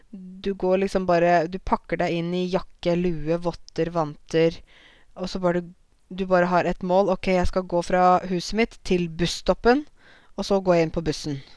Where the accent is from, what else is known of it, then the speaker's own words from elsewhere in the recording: Norway; also born or lived in Zanzibar; sånn sett er jeg jo som nordmann